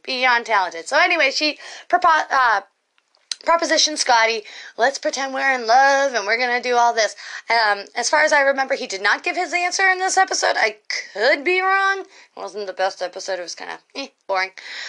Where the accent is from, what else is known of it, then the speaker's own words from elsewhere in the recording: Massachusetts, United States; My home state, Massachusetts.